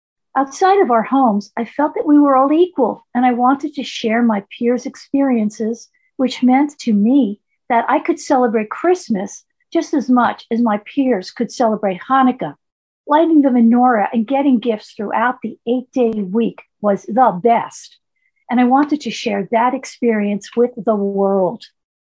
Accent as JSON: {"language": "English", "town": "New York City", "region": "New York", "country": "United States", "tie": "born or raised there", "said": "a nice Jewish girl growing up in the Bronx in the 1950s"}